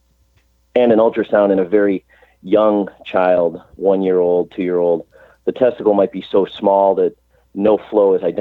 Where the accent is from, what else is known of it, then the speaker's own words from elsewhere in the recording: Chicago, Illinois, United States; moved away as an adult; also born or lived in St. Louis; now in Cleveland, United States; I grew up in Chicago, went to college in Chicago